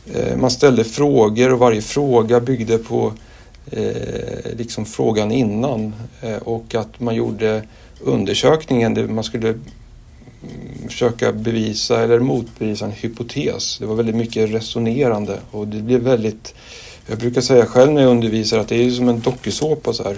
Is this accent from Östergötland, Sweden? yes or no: yes; Linköping, Östergötland, Sweden; also born or lived in Tanzania; now in Stockholm, Sweden; jag är egentligen östgöte från början, Linköping